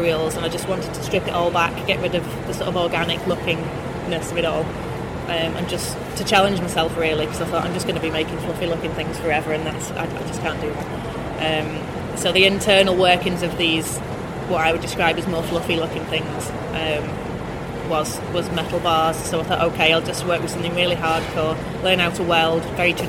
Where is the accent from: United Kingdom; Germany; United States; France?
United Kingdom; St Helens, North West England; I grew up in St Helens because my dad is an engineer, service engineer.